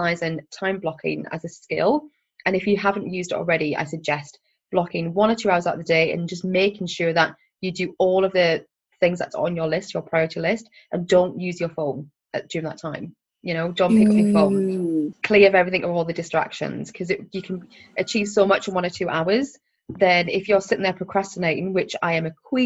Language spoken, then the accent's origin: English; Sunderland, North East England, United Kingdom; moved away as an adult; also born or lived in London; I am 100% born and bred in Sunderland. What we call a Mackem.